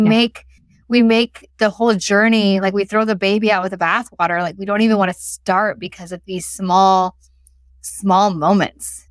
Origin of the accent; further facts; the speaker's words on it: United States; moved away; I'm American living in a city where they don't talk at this decibel